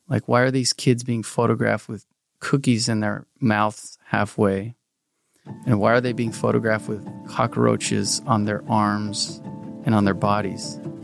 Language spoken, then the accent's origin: English; South Pasadena, California, United States; we grew up in South Pasadena, very middle class area